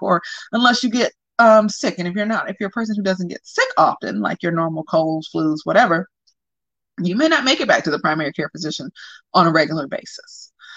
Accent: the South, United States; I'm from the South

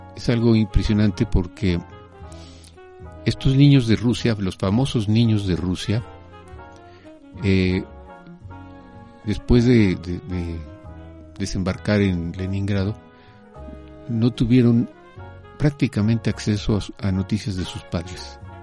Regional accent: Mexico; yo nací en México. Eh, soy hijo de un comunista español, eh, eh, refugiado

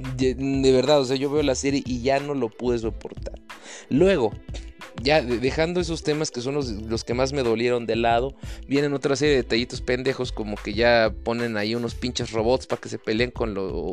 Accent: Mexico; lo digo como, como mexicano, cabrón, como latino.

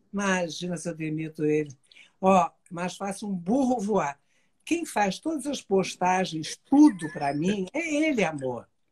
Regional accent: Brazil; E nós e cinco nascemos no Brasil, minhas quatro irmãs e eu.

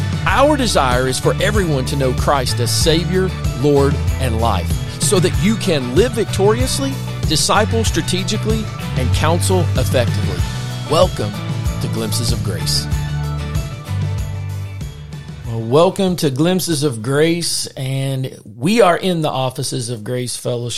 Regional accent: the South, United States; accent: Southern; hopefully you can understand us through our Southern accent, or maybe I should say my Southern accent.

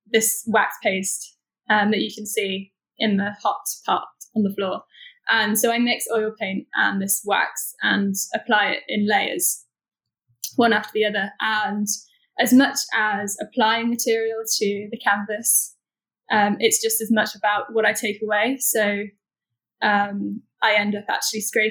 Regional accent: Nottingham, East Midlands, United Kingdom; now in London, United Kingdom; Originally, I was brought up in Nottingham, so we were outdoors a lot

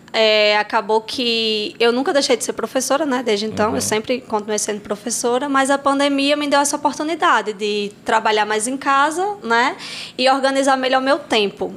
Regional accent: Assu, Rio Grande do Norte, Brazil; moved away as an adult; also born or lived in Pataxó; now in Angicos, Brazil; Não sou daqui de Angicos, né? Eu vim. Sempre estudei, morei em Assu

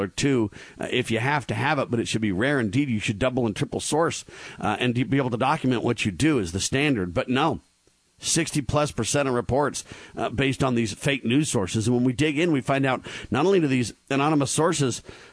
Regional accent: Southern California, United States; I grew up in Southern California

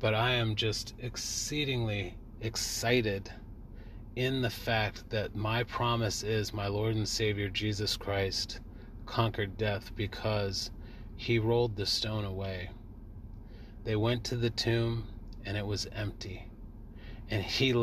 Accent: California, United States; I was raised in California, 3,000 miles away from all of my family

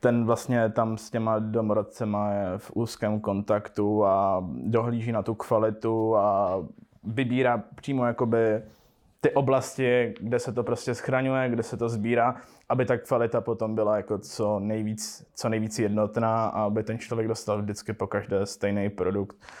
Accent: Český Těšín, Moravian-Silesian Region, Czechia; narodil jsem se v Českém Těšíně

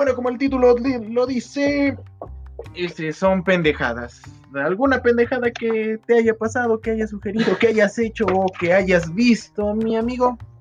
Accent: Pachuca, Hidalgo, Mexico; aquí en Pachuca. Sí, porque soy de Pachuca

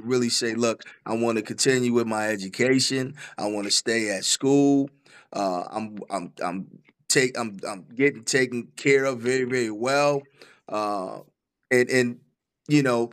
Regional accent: Bridgeport, Connecticut, United States; I grew up in Bridgeport, Connecticut

